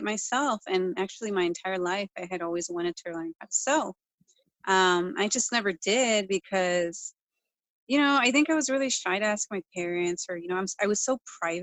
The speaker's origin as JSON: {"language": "English", "region": "Southern California", "country": "United States", "moved": "yes", "lives_now": "Bay Area, United States", "said": "I'm from Southern California. When I moved up here, it was such a culture shock"}